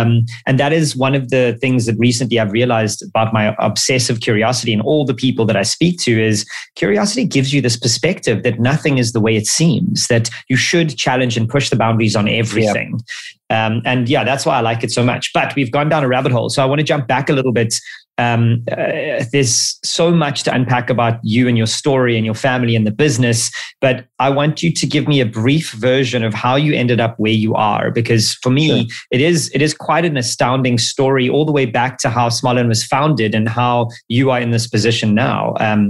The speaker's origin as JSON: {"language": "English", "country": "South Africa", "tie": "born or raised there", "said": "both of us being South African natives"}